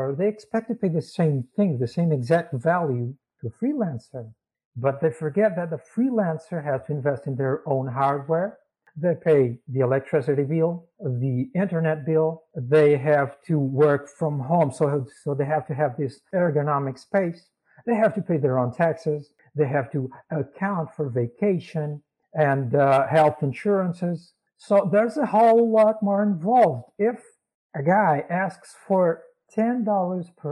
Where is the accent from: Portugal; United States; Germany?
Portugal; I was born in Portugal.